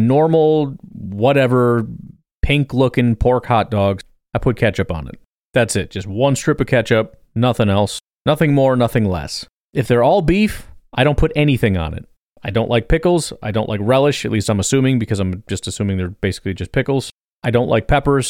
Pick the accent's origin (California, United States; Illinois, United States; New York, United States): Illinois, United States; I grew up in Illinois